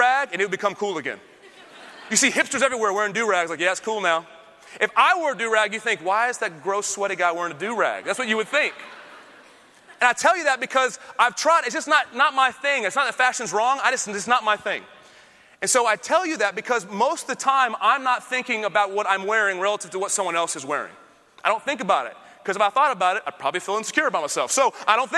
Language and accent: English; Austin, Texas, United States; I'm from Austin